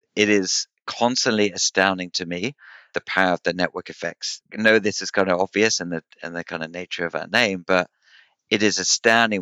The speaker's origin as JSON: {"language": "English", "country": "United Kingdom", "said": "I'm I'm British"}